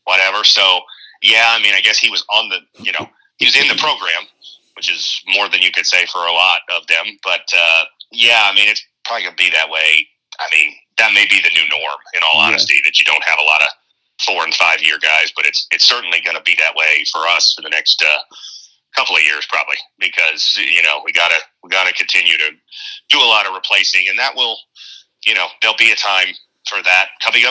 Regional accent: Tucson, Arizona, United States; the conference that we grew up with in Tucson

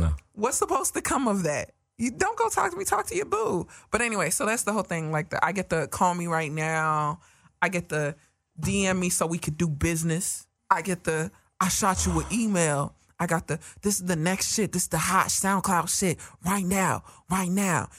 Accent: New York, United States; accent: New York; my New York accent

